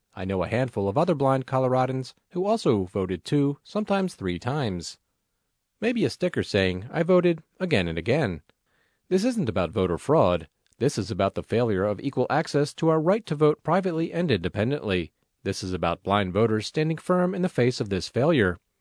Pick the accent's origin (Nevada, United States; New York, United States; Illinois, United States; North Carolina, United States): Nevada, United States; Las Vegas; I get to welcome my Federation family to my hometown